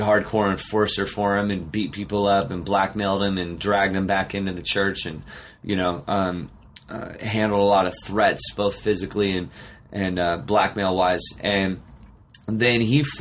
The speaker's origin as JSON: {"language": "English", "town": "Arcata", "region": "California", "country": "United States", "tie": "born or raised there", "also_born_or_lived": "Eureka, California", "said": "I grew up in Humboldt County, so I was born in Eureka, California. Okay. So up way north, Eureka, Arcata is where I grew up."}